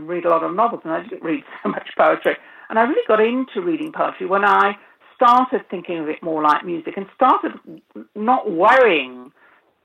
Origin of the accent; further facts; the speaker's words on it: United Kingdom; moved away as an adult; also born or lived in Lithuania (grandparents); I'm a migrant myself because I was born in Britain, and I mean, I lived in Britain until 25 years ago